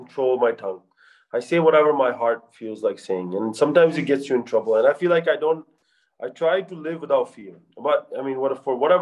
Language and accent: English; United States; I'm from America, I'm a doctor